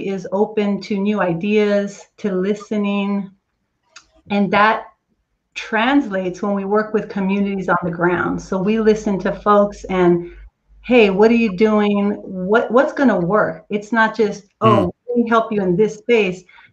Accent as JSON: {"language": "English", "region": "California", "country": "United States", "moved": "as an adult", "lives_now": "Texas, United States", "said": "I'm originally from California"}